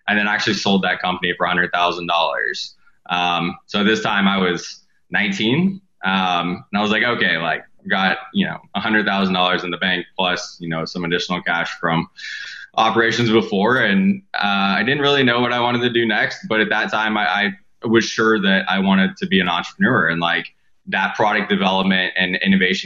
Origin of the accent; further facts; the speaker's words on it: Southern Indiana, United States; I grew up in Indiana, like Southern Indiana, in a really small town.